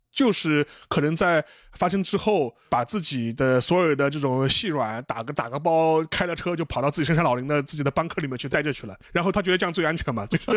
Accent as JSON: {"language": "Chinese", "country": "China", "said": "我们中国人"}